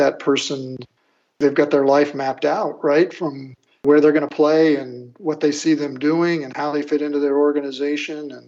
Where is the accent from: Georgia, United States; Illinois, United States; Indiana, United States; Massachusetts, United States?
Illinois, United States; moved away; I'm from Illinois